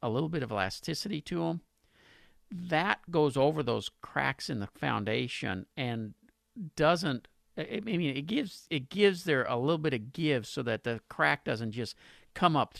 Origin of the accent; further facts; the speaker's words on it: Pasadena, United States; in Pasadena, my hometown